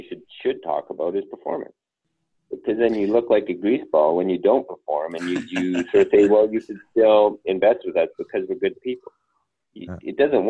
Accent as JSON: {"language": "English", "region": "Northern Canada", "country": "Canada", "said": "I come from Northern Canada, like everyone drives a truck."}